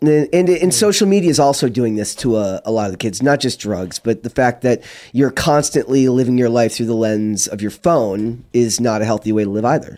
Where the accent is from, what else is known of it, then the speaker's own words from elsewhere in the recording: Minnesota, United States; I'm from Minnesota